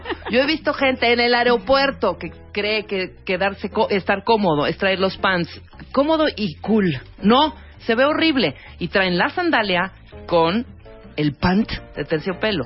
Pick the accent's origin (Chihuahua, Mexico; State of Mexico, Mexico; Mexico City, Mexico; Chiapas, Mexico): Chiapas, Mexico; En mi pueblo, yo soy de Chiapas